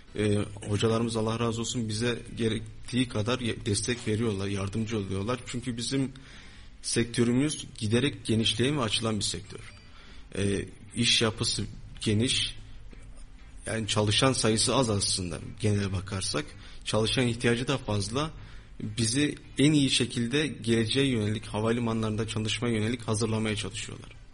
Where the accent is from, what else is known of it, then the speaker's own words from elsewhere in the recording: Pınarbaşı, Kayseri Province, Turkey; Kayseriliyim, Pınarbaşılıyım